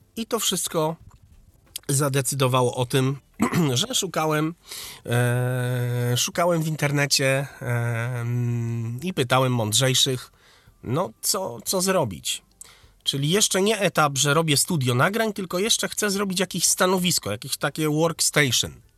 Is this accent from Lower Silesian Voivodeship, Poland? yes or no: yes; Wrocław, Lower Silesian Voivodeship, Poland; A ja właśnie jestem z Wrocławia.